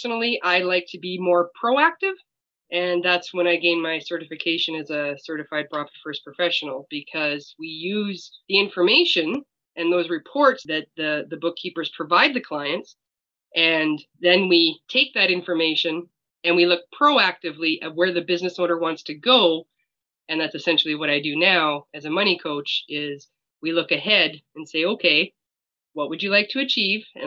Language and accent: English; Saskatchewan, Canada; I am from Saskatchewan, Canada